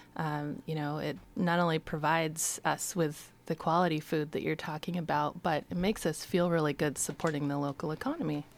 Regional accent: Astoria, Oregon, United States; I grew up in Astoria.

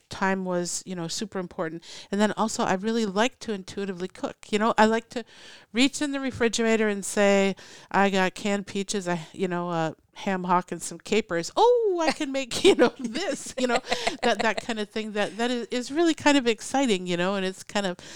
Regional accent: Minnesota, United States; now in Oregon, United States; when I first moved to Oregon, it was it was such a relaxed thing. I came from Minnesota

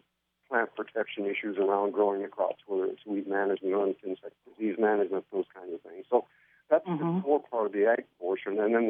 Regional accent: Corvallis, Oregon, United States; also born or lived in San Joaquin Valley, California; I was born in Corvallis, worked on in the Willamette Valley on farms when I was growing up

